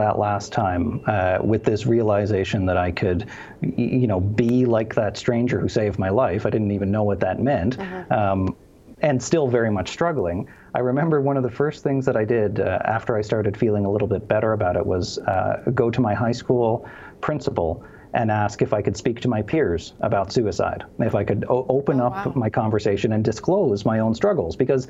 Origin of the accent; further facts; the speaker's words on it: Cape Breton, Nova Scotia, Canada; Cape Breton, Nova Scotia, which is on the east coast of Canada.